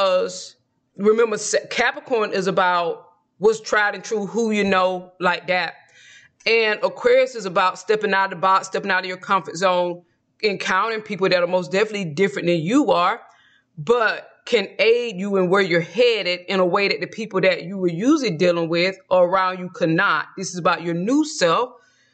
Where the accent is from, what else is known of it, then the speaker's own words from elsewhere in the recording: Georgia, United States; moved away; when I lived in my home state of Georgia